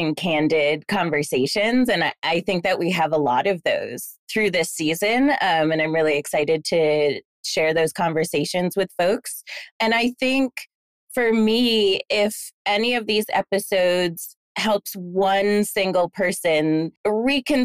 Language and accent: English; Dalton, Massachusetts, United States; I grew up in Dalton, Massachusetts, a super, super small town, very white town in rural Massachusetts in Berkshire County